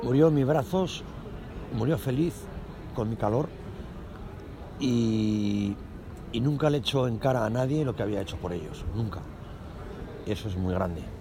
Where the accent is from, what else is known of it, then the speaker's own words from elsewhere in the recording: Calatayud, Aragon, Spain; vengo de Caratayuz, que es un pueblo que está al lado de Zaragoza, a unos 80 kilómetros